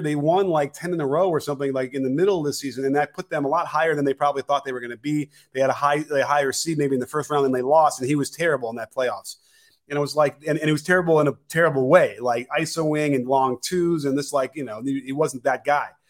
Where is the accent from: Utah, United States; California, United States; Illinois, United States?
Illinois, United States; Chicago; I grew up in Chicago